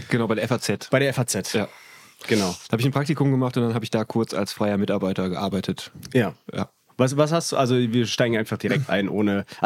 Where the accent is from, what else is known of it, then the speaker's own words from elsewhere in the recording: West Germany, Germany; Sag ja, ich jetzt als Wessi.